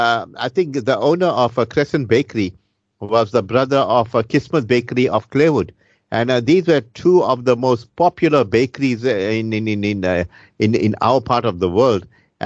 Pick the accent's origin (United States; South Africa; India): South Africa; I grew up in the Pingo area where, you know, my grandfather owned a filling station.